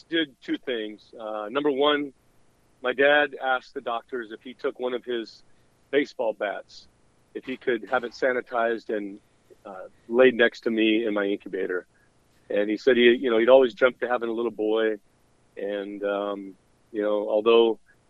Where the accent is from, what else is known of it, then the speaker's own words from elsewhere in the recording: Southern California, United States; growing up in Southern California, I was the second oldest of 8 children.